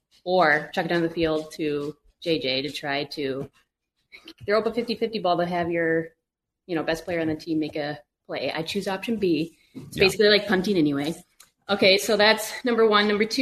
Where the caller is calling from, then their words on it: Indianapolis, Indiana, United States; I'm in Indianapolis, actually.